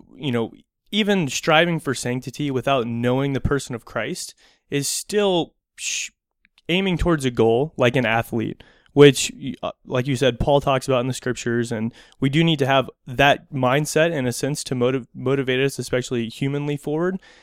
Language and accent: English; United States; being American